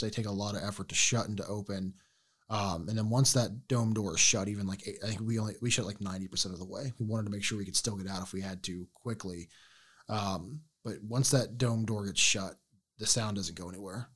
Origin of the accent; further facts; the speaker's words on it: Ohio, United States; we were from Ohio